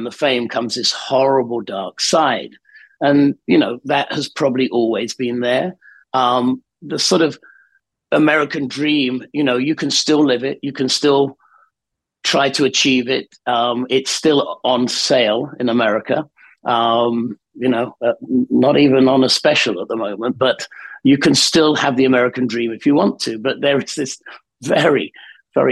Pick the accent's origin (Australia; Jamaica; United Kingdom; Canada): United Kingdom; the north of England; I grew up in Northern England in the sort of late 60s, early 70s